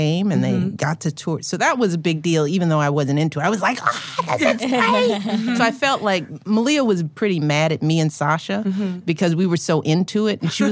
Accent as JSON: {"language": "English", "town": "Chicago", "region": "Illinois", "country": "United States", "said": "as a Chicagoan"}